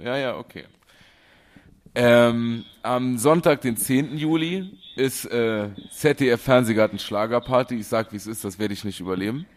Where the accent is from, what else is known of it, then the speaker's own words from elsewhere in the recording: Germany; ich bin Deutscher